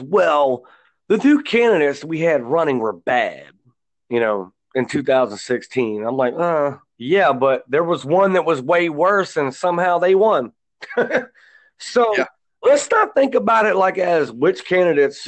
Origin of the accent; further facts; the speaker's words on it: United States; I'm an American.